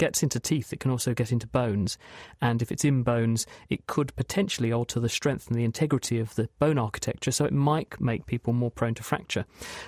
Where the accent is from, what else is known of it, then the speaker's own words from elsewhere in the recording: East of England, United Kingdom; partly I was from Essex, so there are some benefits of being in Essex.